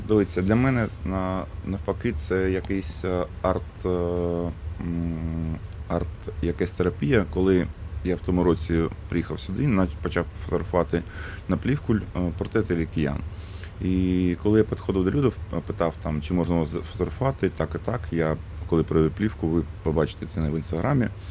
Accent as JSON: {"language": "Ukrainian", "town": "Mariupol", "region": "Donetsk Oblast", "country": "Ukraine", "tie": "born or raised there", "moved": "as an adult", "said": "я все життя прожив у Маріуполі до 2022 року"}